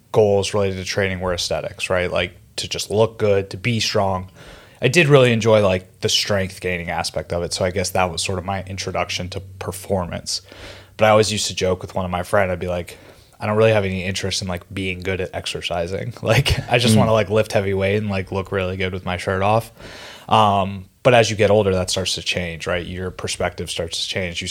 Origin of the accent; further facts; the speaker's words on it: Pittsburgh, Pennsylvania, United States; moved away as an adult; now in New York City, United States; Born and raised in Pittsburgh, PA. Have resided in New York City for the last 7 years